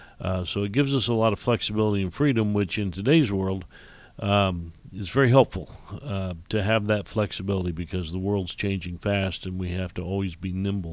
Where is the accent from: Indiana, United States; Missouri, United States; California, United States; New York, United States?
Indiana, United States; also born or lived in Illinois; I was born and raised in Indiana, went to school there, went to Purdue University, and then worked in Illinois for a while